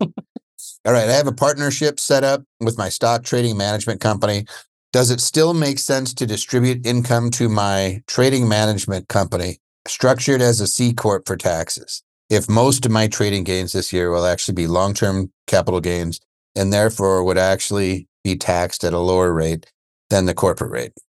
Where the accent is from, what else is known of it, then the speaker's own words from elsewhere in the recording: Pennsylvania, United States; moved away; also born or lived in Seattle, Washington; I'm from P A myself